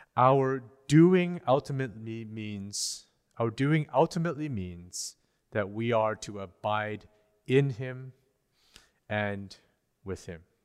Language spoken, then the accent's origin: English; British Columbia, Canada; As Canadians, as British Columbians